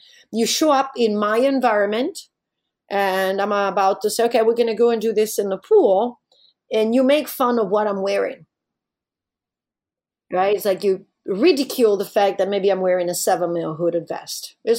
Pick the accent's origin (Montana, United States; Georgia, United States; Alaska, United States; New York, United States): Alaska, United States; Well, I'm from Alaska. I don't have a problem with that.